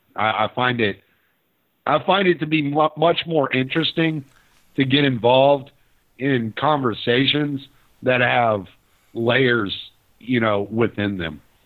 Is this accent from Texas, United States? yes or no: yes; Houston, Texas, United States; also born or lived in Lake Charles, Louisiana / Dallas, Texas; now in Orange, United States; I spent most of my life in Houston, but I lived in Dallas for a while, and I was born actually in Louisiana.